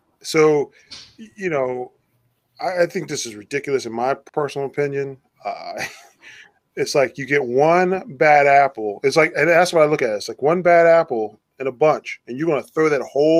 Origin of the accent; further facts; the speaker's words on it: The Plains, Virginia, United States; you and I grew up in the same county because I'm actually from the Plains.